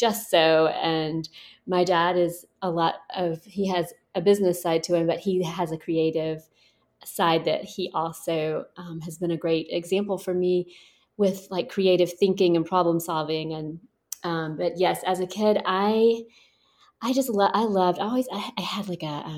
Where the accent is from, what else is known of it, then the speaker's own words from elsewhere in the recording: Thomaston, Georgia, United States; I am from Georgia, and I grew up right in the middle of Georgia in a tiny town called Thomaston